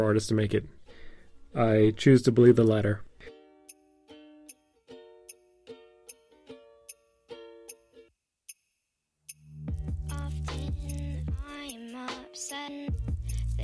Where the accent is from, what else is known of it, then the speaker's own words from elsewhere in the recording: Texas, United States; moved away as an adult; also born or lived in Houston, Texas; now in Seoul, South Korea; I'm an American from Texas.